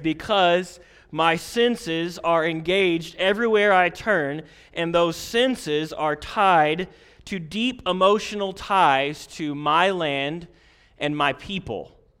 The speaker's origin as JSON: {"language": "English", "area": "Posey County", "region": "Indiana", "country": "United States", "tie": "born or raised there", "said": "I had the privilege of growing up in Posey County"}